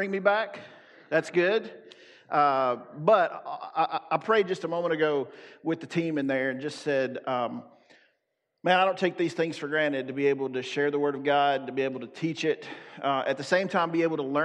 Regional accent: the South, United States; I'm from the South.

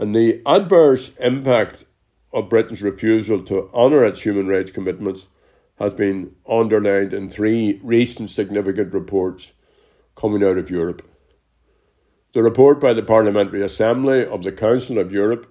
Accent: Ireland; we Irish Republicans

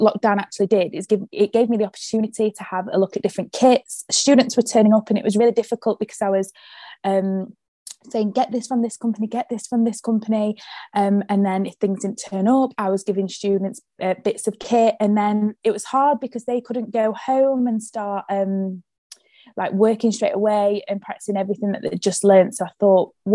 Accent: Sheffield, Yorkshire and the Humber, United Kingdom; I am from Sheffield

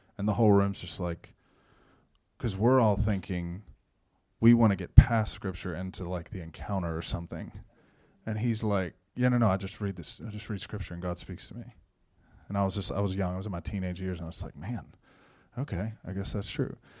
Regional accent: Shenandoah, Texas, United States; I grew up in Shenandoah, born and raised

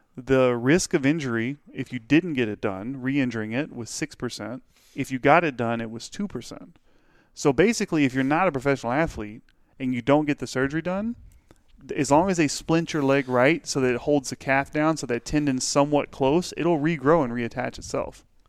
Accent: Pittsburgh, United States; born or raised there

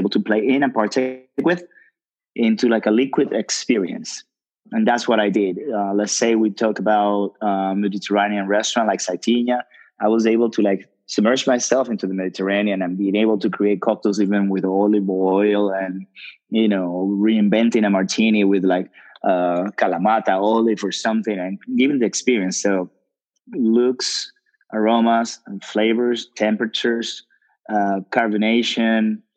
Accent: Dominican Republic; moved away; also born or lived in New York City; I'm from the islands. I'm from Dominican Republic

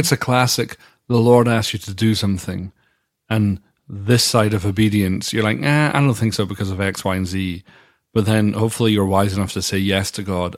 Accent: Dundee, Scotland, United Kingdom; moved away; my hometown of Dundee

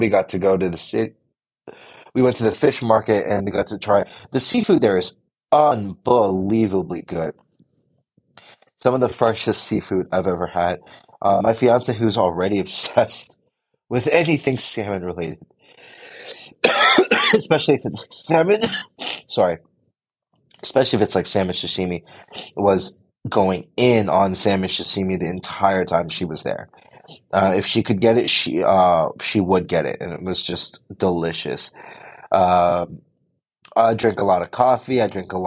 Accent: United States; we are Americans

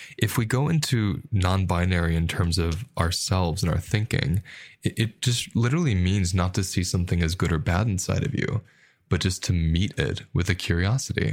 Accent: United States; And the culture I grew up with in America

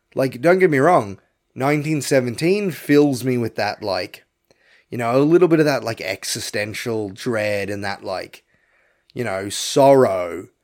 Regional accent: Australia; I'm an Aussie

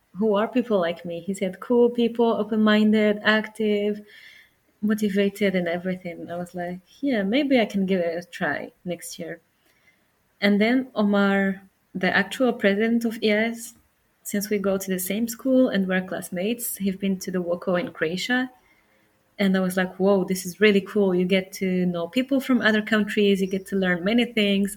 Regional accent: Morocco; I'm from Morocco

